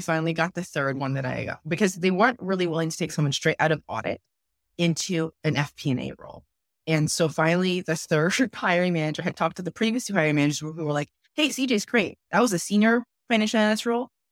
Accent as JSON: {"language": "English", "town": "Roseville", "region": "California", "country": "United States", "tie": "born or raised there", "also_born_or_lived": "Berkeley, California", "said": "growing up in Rose, it was really interesting. It's a fairly conservative town or city, if you might call it. It's twenty minutes outside of Sacramento"}